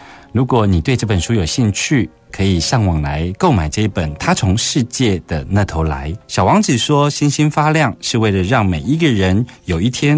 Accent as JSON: {"language": "Chinese", "country": "Taiwan", "said": "像我们去外国旅行，尤其去比较像非洲啊什么的，他们对我们的好奇跟友善，我觉得跟我们台湾人对外国人直接信任那个不太一样。"}